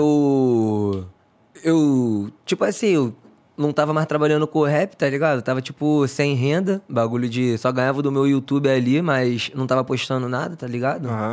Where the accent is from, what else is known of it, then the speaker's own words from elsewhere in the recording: Rio de Janeiro, Brazil; na verdade eu sou do Conjuntão. Conju... Ah. Eu morava lá no Conjuntão, né? Sido criado no Conjuntão